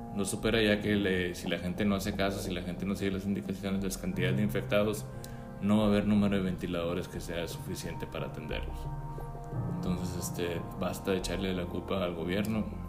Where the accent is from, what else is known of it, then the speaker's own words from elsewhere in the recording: Mexico; aquí como mexicanos